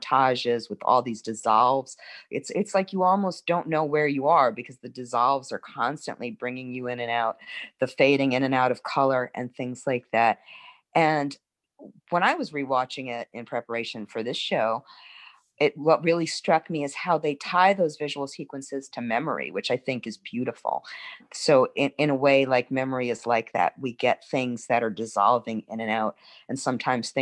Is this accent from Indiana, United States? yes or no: no; New York City, New York, United States; now in New Orleans, United States; I'm originally from Brooklyn